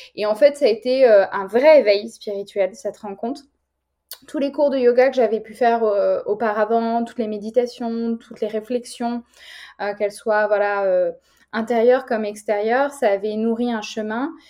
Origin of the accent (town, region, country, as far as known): France